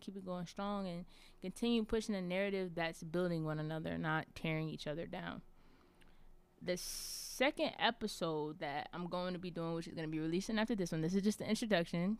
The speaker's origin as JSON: {"language": "English", "town": "Charlotte", "region": "North Carolina", "country": "United States", "said": "I'm from Charlotte, North Carolina"}